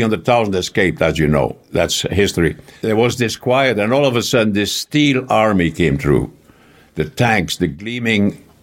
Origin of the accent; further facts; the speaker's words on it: Flanders, Belgium; first language Flemish; English is a second language; moved away as an adult; I was born in Lohe, a little town about 40 kilometers from the seaside.